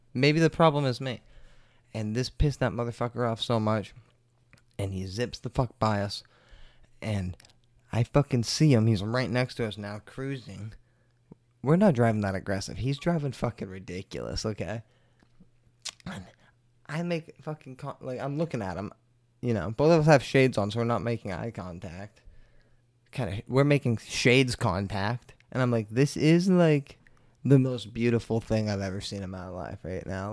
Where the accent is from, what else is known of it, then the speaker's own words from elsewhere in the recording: Maine, United States; my home state of Maine